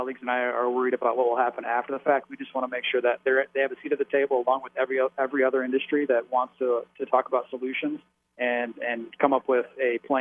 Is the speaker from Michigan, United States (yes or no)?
yes; Farwell, Michigan, United States; also born or lived in Florida; my wife and I born and raised in Farwell, and which is where we live now.